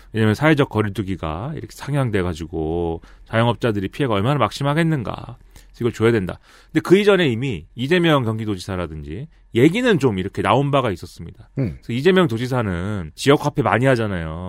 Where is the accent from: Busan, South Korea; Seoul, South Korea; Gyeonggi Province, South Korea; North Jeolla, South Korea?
Gyeonggi Province, South Korea; Suwon; 저의 출신, 저의 고향인 수원시가